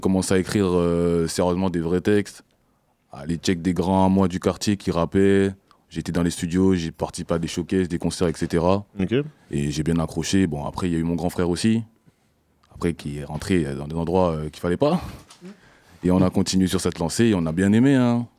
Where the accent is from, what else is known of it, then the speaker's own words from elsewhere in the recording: Guadeloupe; moved away as an adult; now in Poitiers, France; je viens de la Guadeloupe